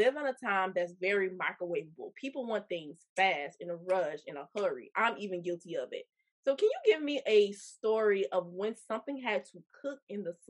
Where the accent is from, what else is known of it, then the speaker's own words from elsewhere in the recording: Kingstree, South Carolina, United States; I'm from King Street, South Carolina